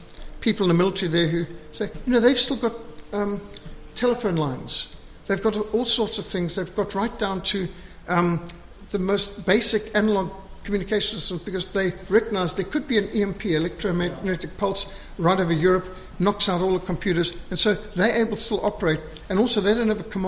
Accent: South Africa; Even in our most conservative days in South Africa

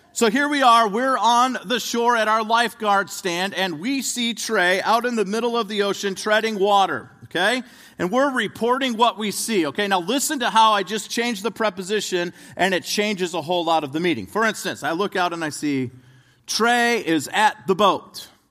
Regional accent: right outside of Chicago, Illinois, United States; I grew up right outside of Chicago, Illinois

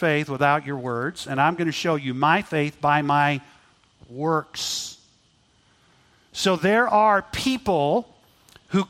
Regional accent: Texas, United States; I grew up in Texas, so I got to ride quite a bit and enjoy riding horses

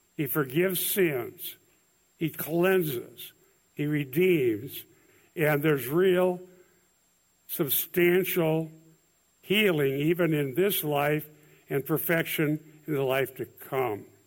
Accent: Iowa, United States; I'm from Iowa

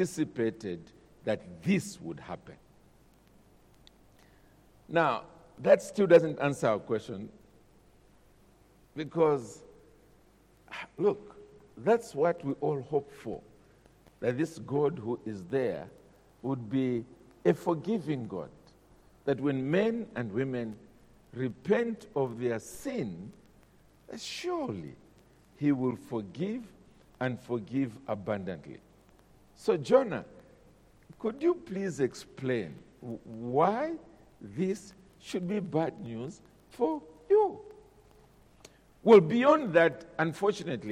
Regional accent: Zambia; I'm a Zambian. I'm from Zambia.

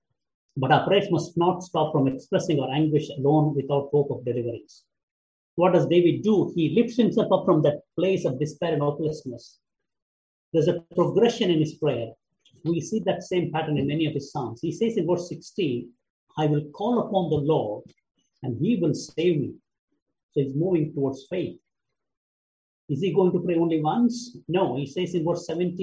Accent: India; moved away; my home country, India

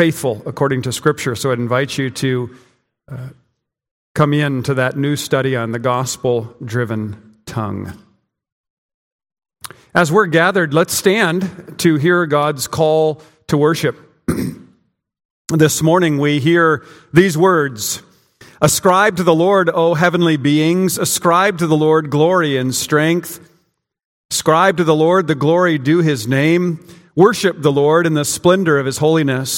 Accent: Prinsburg, Minnesota, United States; moved away; my hometown, Prinsburg, Minnesota

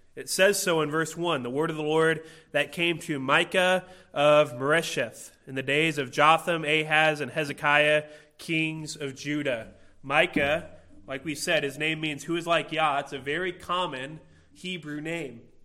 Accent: Illinois, United States; I grew up in Illinois

